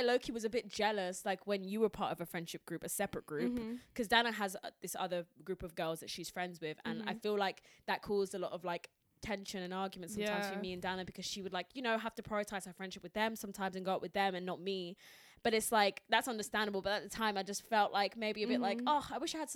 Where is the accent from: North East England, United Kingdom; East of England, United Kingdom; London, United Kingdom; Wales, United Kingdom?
East of England, United Kingdom; Essex; I grew up in Essex